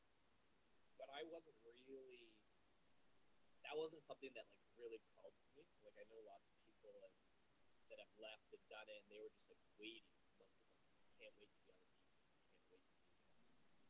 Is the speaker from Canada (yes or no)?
yes; Canada; moved away; growing up in Canada